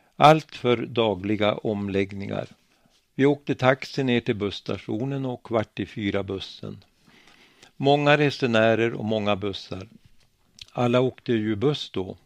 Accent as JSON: {"language": "Swedish", "town": "Bölen", "region": "Västernorrland County", "country": "Sweden", "tie": "born or raised there", "said": "I Bölen, min hemby, fanns ett IOGT ordenshus"}